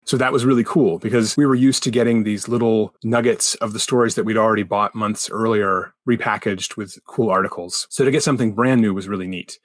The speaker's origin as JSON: {"language": "English", "country": "United States", "said": "as an American"}